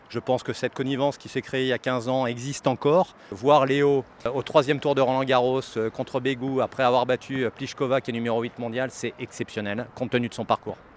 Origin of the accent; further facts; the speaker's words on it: France; Je suis français moi-même